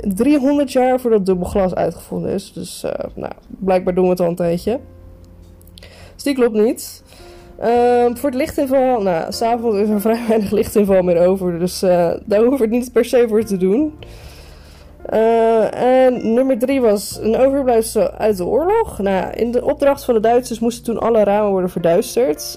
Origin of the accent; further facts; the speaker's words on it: Netherlands; wij, als Nederlander